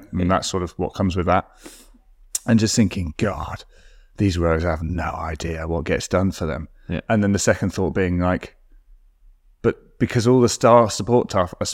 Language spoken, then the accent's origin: English; London, United Kingdom; born there; My parents moved to London. I was born in London, so I don't sound it